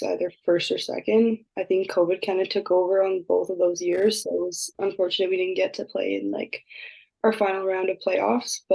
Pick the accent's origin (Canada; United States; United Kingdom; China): Canada; Winnipeg, Manitoba; moved away as an adult; now in Toronto, Canada; Growing up in Winnipeg, it was cold, obviously.